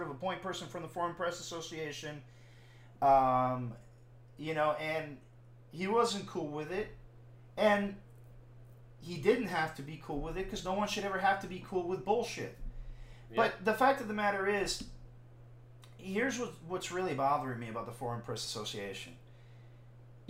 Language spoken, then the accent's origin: English; Puerto Rico; I'm fucking Caribbean, I'm from Puerto Rico